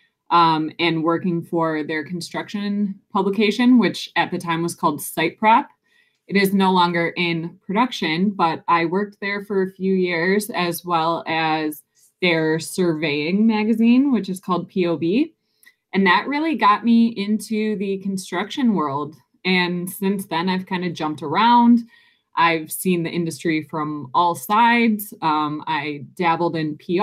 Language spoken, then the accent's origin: English; Detroit, Michigan, United States; born or raised there